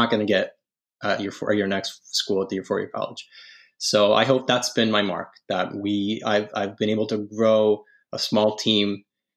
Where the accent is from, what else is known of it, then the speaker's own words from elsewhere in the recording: Italy; moved away; I was born and raised in Italy